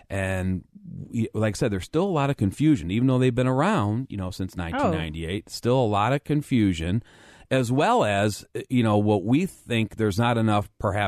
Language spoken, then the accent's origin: English; Lakewood, United States; I remember the 4th of July storm because I grew up in Lakewood.